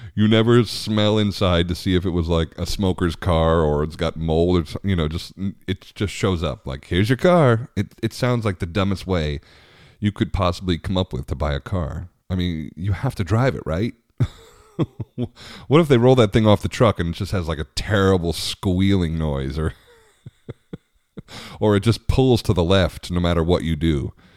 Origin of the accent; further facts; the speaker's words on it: Long Island, New York, United States; also born or lived in Richmond; now in Washington, D.C. area, United States; I grew up on Long Island